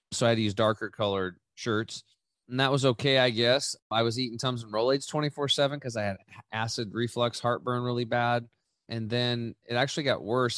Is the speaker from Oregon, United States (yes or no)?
yes; Eastern Oregon, United States; I grew up in Eastern Oregon. I'm back home now